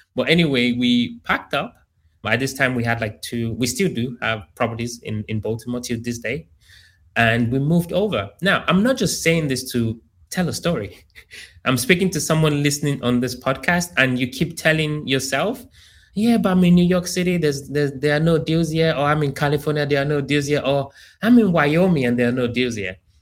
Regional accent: Nigeria; also born or lived in United Kingdom / Columbia, Maryland; now in Houston, United States; I grew up in Africa, in Nigeria.

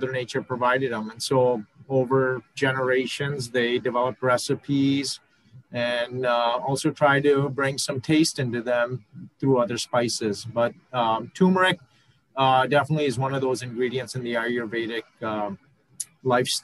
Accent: Pakistan; moved away; I'm originally from Pakistan

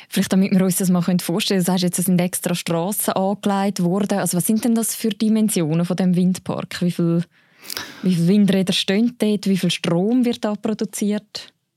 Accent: Switzerland; bei uns in der Schweiz

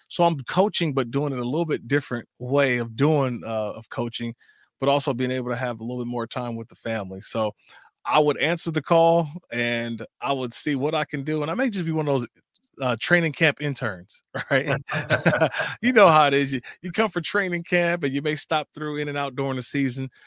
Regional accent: Oakland, California, United States; my hometown city

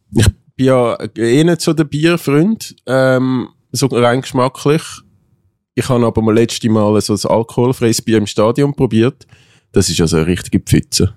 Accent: Switzerland; wir Schweizer

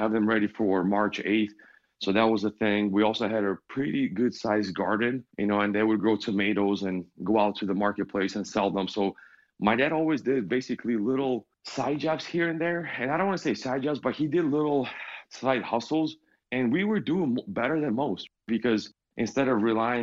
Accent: Michigan, United States; also born or lived in Ukraine; we moved in 96 from Ukraine to Michigan

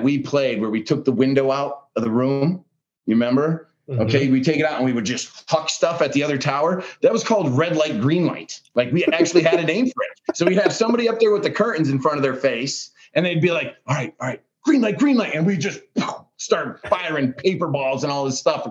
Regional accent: Pennsylvania, United States; moved away; we're both from Pennsylvania though, man. Like, we're both from Pennsylvania

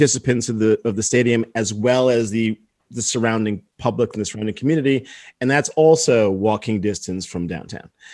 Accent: New Jersey, United States; also born or lived in Detroit, Michigan; now in Miami, United States; I'm from Jersey originally

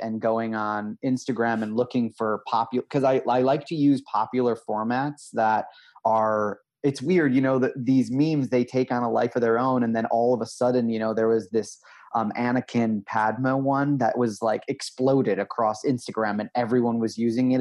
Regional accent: Midwest, United States; now in New York, United States; I'm from the Midwest

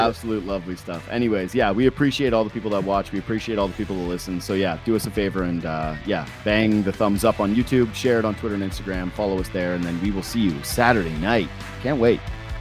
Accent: Toronto, Ontario, Canada; we're from Toronto

